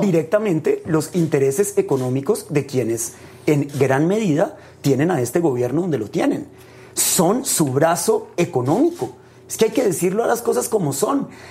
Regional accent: Colombia

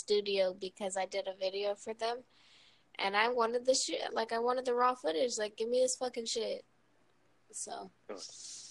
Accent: Ohio, United States; now in West Palm Beach, United States; I'm from Ohio

